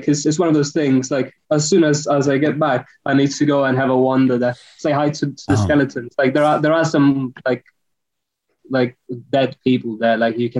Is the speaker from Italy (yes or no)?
yes; Italy; moved away as an adult; now in London, United Kingdom; I'm Italian. I'm from Italy.